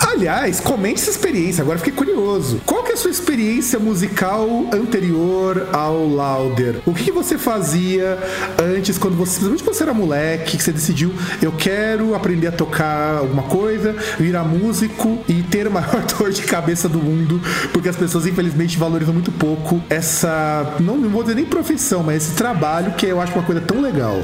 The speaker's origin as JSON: {"language": "Portuguese", "region": "Rio Grande do Sul", "country": "Brazil", "tie": "born or raised there", "moved": "yes", "lives_now": "Santo André, Brazil", "said": "lá no Rio Grande do Sul, lá na minha terrinha, porque afinal de contas eu também vim de lá"}